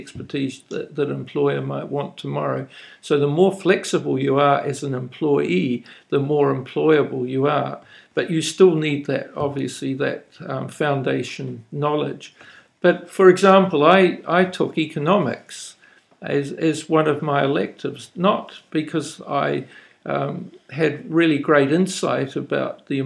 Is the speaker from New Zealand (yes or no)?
yes; New Zealand; accent: New Zealander; now in Japan; My voice has probably given me away as a New Zealander